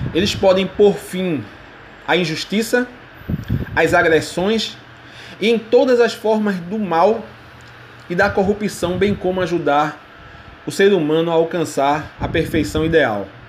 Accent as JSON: {"language": "Portuguese", "country": "Brazil", "said": "Como brasileiro, muçulmano e professor"}